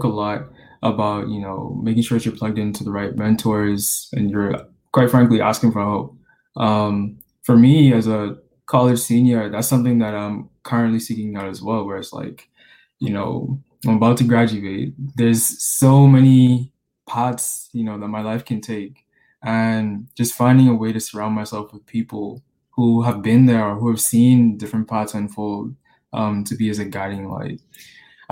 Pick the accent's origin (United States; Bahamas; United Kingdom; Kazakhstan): Bahamas; moved away as an adult; I was born and raised in the Bahamas